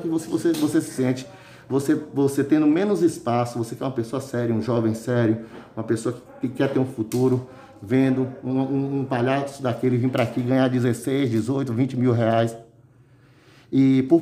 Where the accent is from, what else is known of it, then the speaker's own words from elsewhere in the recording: Santo Estevão, Bahia, Brazil; Por Santo Estevão, que é a terra que eu amo tanto, é a terra que eu vivo, é a terra onde eu nasci, onde eu me criei e a terra onde eu quero, eu quero terminar, é aqui.